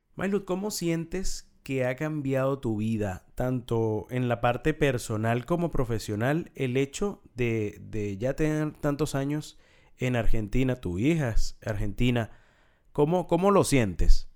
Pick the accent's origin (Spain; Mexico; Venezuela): Venezuela; los venezolanos no, no desayunamos dulce